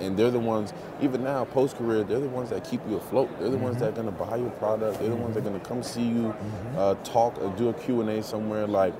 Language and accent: English; Paterson, New Jersey, United States; Just growing up in Jersey and growing up fast, you know what I mean?